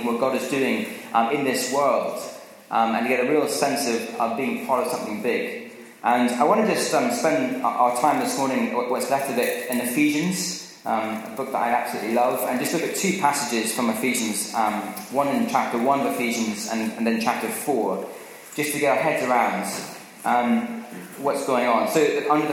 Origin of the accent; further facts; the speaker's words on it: Scotland, United Kingdom; growing up in Scotland was I used to go and watch the rugby at Murrayfield